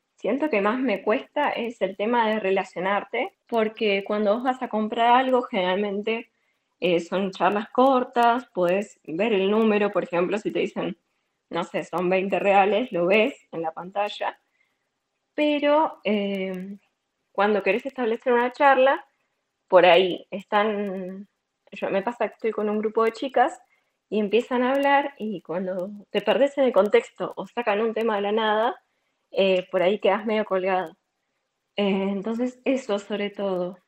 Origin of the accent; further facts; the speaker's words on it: Comodoro Rivadavia, Chubut, Argentina; moved away as an adult; also born or lived in Córdoba, Argentina; mi primera experiencia lejos de Comodoro